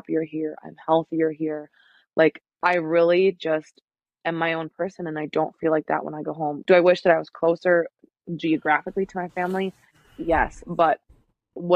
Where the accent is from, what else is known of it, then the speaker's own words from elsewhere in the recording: Minnesota, United States; moved away; I'm from Minnesota. My parents live there.